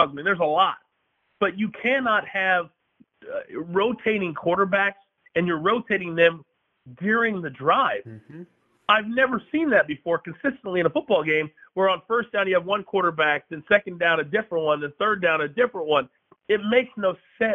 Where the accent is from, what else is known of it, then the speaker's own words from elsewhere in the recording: Kansas, United States; I was born and raised in Kansas.